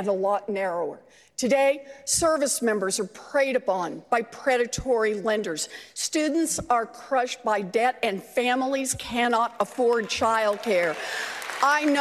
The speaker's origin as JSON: {"language": "English", "region": "Oklahoma", "country": "United States", "tie": "born or raised there", "also_born_or_lived": "Houston, Texas", "moved": "yes", "said": "So I was born and raised in Oklahoma"}